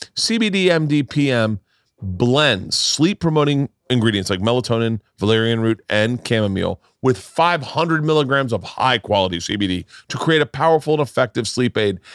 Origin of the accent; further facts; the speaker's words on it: Florida, United States; moved away; I grew up in Florida.